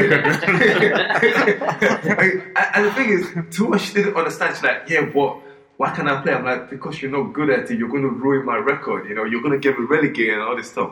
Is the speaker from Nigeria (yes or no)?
yes; Nigeria; moved away; growing up in Nigeria